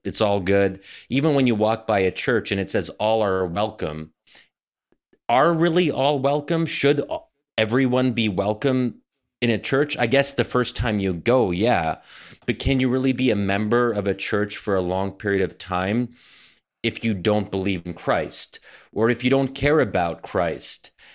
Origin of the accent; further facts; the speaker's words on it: United States; we as American Muslims